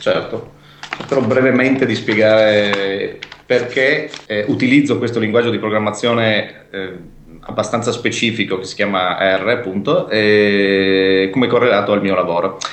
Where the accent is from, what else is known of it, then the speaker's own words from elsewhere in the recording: Pordenone, Friuli-Venezia Giulia, Italy; moved away as an adult; now in Trieste, Italy; questo ospedale era nei pressi della mia città natale, che è Pordenone